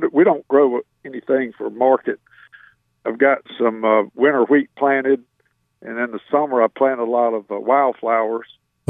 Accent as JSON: {"language": "English", "area": "Alamance community, Guilford County", "region": "North Carolina", "country": "United States", "tie": "born or raised there", "said": "I still live on the same farm where I grew up in the Alamance community of Guilford County."}